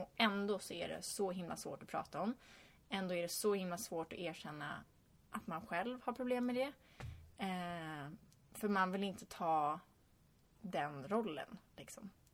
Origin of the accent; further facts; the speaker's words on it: Stockholm, Stockholm County, Sweden; moved away as an adult; now in California, United States; nu är jag hemma i Stockholm över sommaren